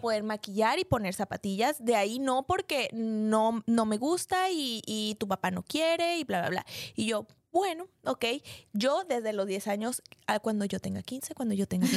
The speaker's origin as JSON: {"language": "Spanish", "country": "Mexico", "said": "mi país, o sea, porque México es un país"}